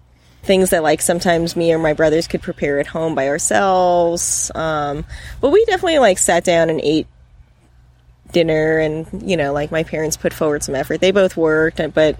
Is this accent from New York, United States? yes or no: yes; Long Island, New York, United States; moved away as an adult; also born or lived in Bolinas, California; now in California, United States; we're from Long Island